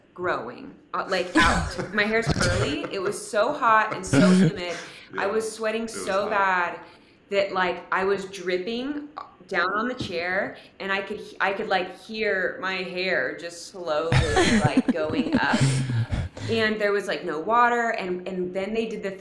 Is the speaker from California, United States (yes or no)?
yes; California, United States; now in Omaha, United States; I'm from California